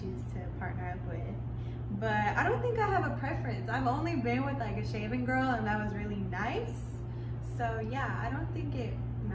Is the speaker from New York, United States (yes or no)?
yes; New York, United States; I'm from New York.